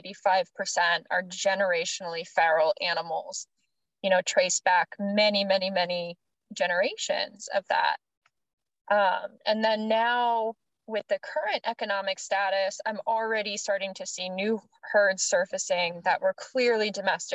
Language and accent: English; Maryland, United States; I'm from Maryland, and it's pretty cushy there